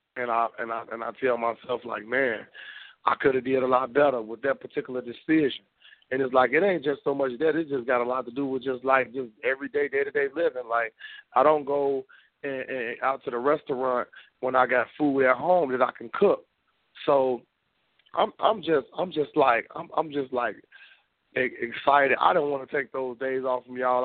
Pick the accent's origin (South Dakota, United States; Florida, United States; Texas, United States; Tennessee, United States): Tennessee, United States; Memphis; also born or lived in outside Chicago, Illinois; now in Chicago area, United States; I know where I'm from. I'm from Memphis, Tennessee. I just so happen to live outside of Chicago